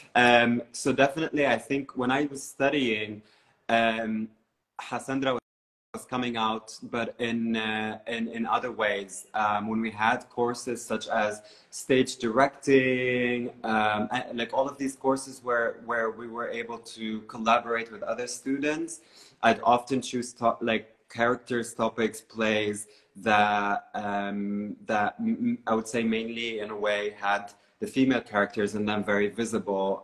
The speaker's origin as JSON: {"language": "English", "town": "Beirut", "region": "Beirut Governorate", "country": "Lebanon", "tie": "born or raised there", "moved": "as an adult", "lives_now": "Berlin, Germany", "said": "I grew up in uh, Beirut, uh, and uh, in the suburbs of Beirut"}